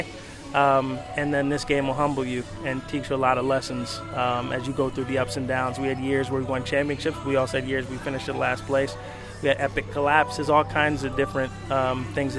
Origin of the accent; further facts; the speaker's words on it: New York City, New York, United States; I grew up in Flatbush, Brooklyn, and I love Brooklyn